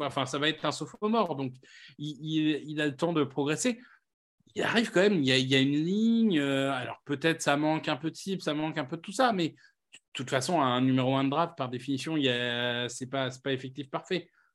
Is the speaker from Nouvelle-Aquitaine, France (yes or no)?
no; Amiens, Hauts-de-France, France; Amiens, ma ville natale